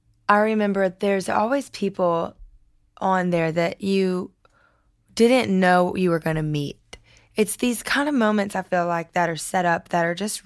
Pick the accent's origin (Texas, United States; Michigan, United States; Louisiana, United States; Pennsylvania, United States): Louisiana, United States; Lafayette; I'm from Lafayette.